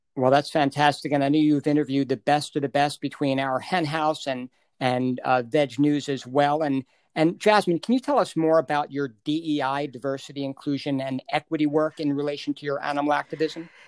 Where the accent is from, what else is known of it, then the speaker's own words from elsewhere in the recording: New York, United States; I was born and raised in New York